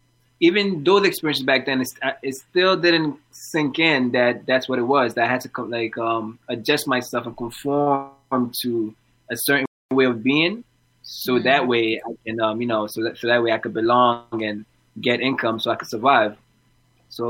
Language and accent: English; Bronx, New York, United States; accent: New York; now in Ottawa, Canada; because I moved from the Bronx, New York, to Ottawa, and when I first moved, I had a strong New York accent.